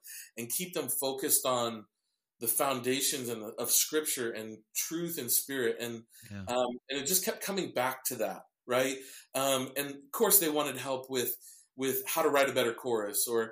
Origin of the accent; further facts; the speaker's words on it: Cedar Rapids, Iowa, United States; I grew up in the church. I was the youngest to be on a worship team at my church in my hometown of Cedar Rapids, Iowa